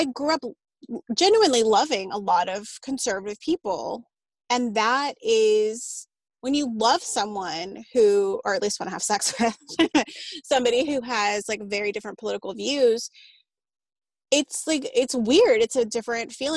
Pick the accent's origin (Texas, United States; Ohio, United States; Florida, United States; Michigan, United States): Texas, United States; Austin; I was born and raised in Austin. So of course it's kind of a blue bastion in Texas